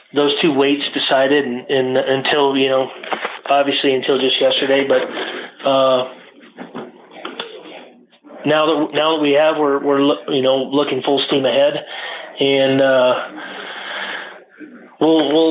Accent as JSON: {"language": "English", "town": "Great Falls", "region": "Montana", "country": "United States", "tie": "born or raised there", "also_born_or_lived": "Iowa / Colorado Springs", "moved": "as an adult", "said": "growing up in Great Falls, Montana"}